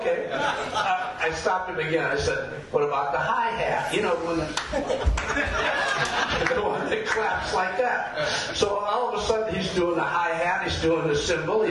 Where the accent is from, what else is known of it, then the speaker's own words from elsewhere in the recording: Detroit, Michigan, United States; moved away as an adult; now in Portland, United States; I'm from Detroit